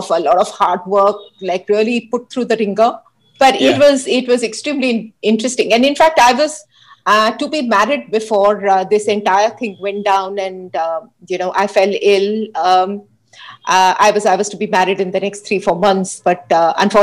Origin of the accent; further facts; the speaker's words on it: Hyderabad, Telangana, India; I grew up in Hyderabad with my parents and a younger sister who's 4 years younger than I am